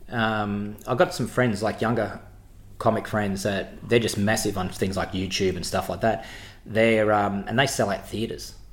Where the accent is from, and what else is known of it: Footscray, Victoria, Australia; born or raised there